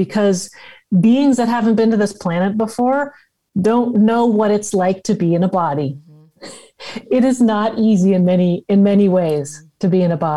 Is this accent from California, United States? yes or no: yes; Los Angeles, California, United States; I'm grew up in Los Angeles